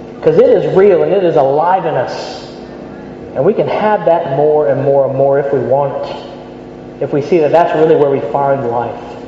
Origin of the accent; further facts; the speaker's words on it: United States; moved away as an adult; now in Birmingham, United Kingdom; I grew up in the States